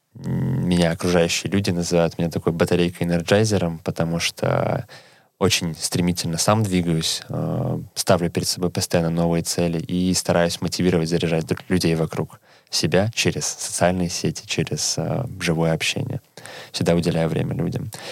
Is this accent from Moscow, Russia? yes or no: no; Saint Petersburg, Russia; moved away as an adult; now in Helsinki, Finland; я сам из Санкт-Петербурга